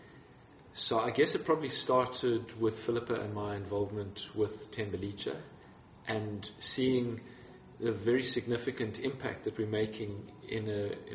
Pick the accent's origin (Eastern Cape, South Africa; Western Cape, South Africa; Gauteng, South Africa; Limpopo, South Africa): Eastern Cape, South Africa; I'm from the Eastern Cape, and I have a lot of spiritual heritage there